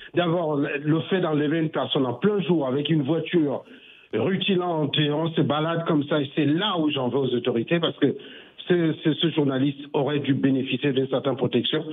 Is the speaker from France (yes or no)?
no; Cameroon; je suis camerounais, comme Eric qui est intervenu tout à l'heure